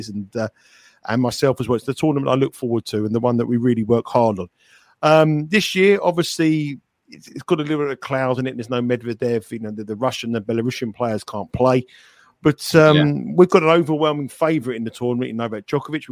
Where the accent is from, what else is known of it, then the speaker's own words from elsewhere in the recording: London, United Kingdom; I was born in Wimbledon. I lived in Wimbledon